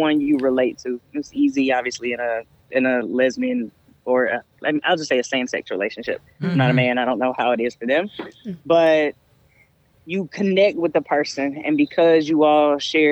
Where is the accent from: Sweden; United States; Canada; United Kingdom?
United States; the South; I grew up in the South.